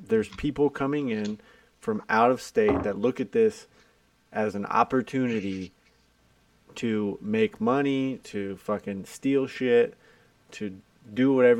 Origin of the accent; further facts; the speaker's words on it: Ohio, United States; moved away as an adult; I grew up in small town Ohio